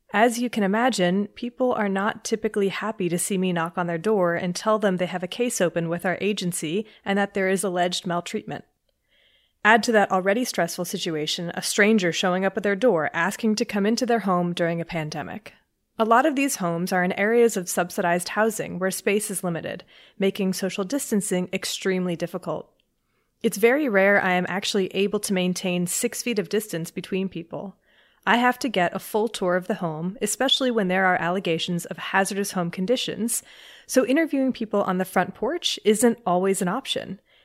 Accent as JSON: {"language": "English", "region": "Mexico City", "country": "Mexico", "said": "I'm originally from Mexico City, and ironically enough, I lived through the H1N1 outbreak during my senior year of high school."}